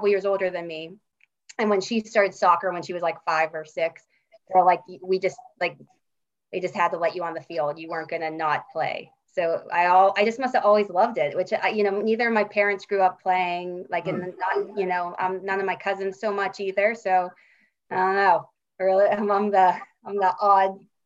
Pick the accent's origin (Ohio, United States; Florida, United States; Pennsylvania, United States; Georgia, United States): Pennsylvania, United States; Pittsburgh; accent: Yinzer; I'm from Pittsburgh, born and raised